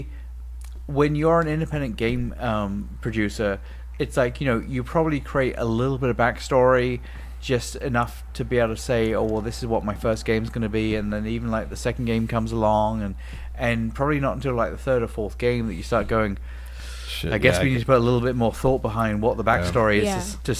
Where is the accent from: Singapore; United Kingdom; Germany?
United Kingdom; England; moved away; I grew up in England watching Banana Spritz on Saturday morning TV